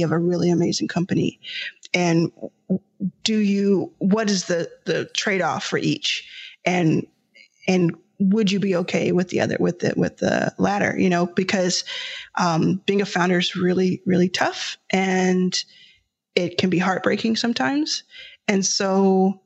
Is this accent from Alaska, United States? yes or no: no; Dallas, Texas, United States; now in Los Angeles, United States; I was raised in Dallas, Texas